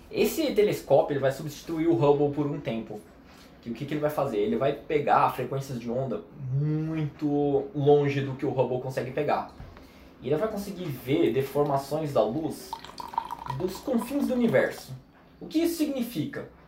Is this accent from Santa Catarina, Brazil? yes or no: no; Foz do Iguaçu, Paraná, Brazil; born there; also born or lived in São Paulo; Na real, tipo assim, eu nasci em Foz. Eu morei 17 anos